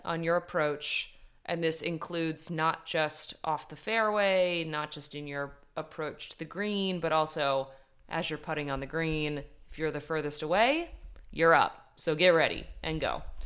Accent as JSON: {"language": "English", "town": "Ridgewood", "region": "New Jersey", "country": "United States", "tie": "born or raised there", "said": "born in my hometown, shout out Ridgewood, New Jersey"}